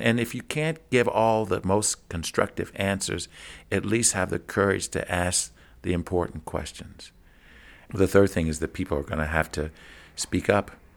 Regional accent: Kentucky, United States; growing up in Kentucky, I would travel to southern Indiana, just across the Ohio River

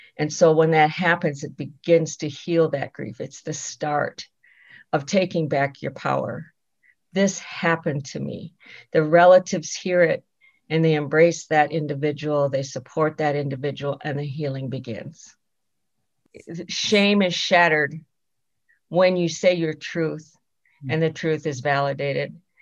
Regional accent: Rosebud Reservation, South Dakota, United States; I am Sichanggu Lakota from the Rosebud Reservation in South Dakota

